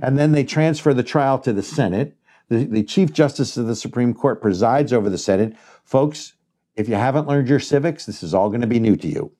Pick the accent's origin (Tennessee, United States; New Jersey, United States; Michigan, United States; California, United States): New Jersey, United States; I'm from New Jersey